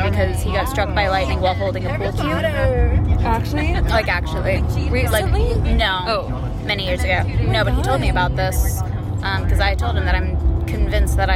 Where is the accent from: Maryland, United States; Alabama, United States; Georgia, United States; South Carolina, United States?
South Carolina, United States; I am from South Carolina. We take our … very